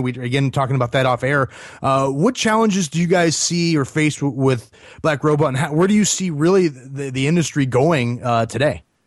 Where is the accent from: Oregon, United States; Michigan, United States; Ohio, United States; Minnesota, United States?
Ohio, United States; Northeast Ohio outside of Cleveland, United States; now in Nashville, United States; I grew up in Northeast Ohio outside of Cleveland.